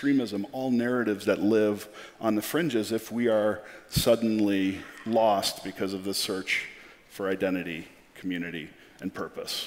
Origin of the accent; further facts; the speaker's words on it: Chicago, Illinois, United States; I come from Chicago